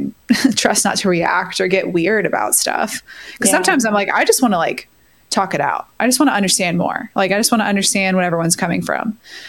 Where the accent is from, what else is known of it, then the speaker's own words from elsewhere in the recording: Kentucky, United States; now in Chicago, United States; I grew up in Kentucky, relatively conservative. I live in Chicago, relatively liberal.